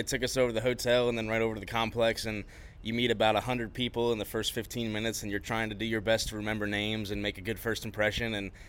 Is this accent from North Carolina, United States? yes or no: no; Cooperstown, New York, United States; also born or lived in Bakersfield, California; I was born in Bakersfield. We moved back to the Northeast in Cooperstown. Both my mom and dad are from the North Jersey area, so the move was fueled by wanting to be closer to our extended family. So we moved back right before the year 2000. I was about 9 years old